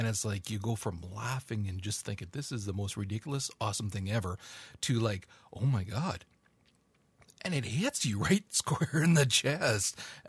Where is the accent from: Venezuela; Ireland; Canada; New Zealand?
Canada; That implies you think that I, as a Canadian...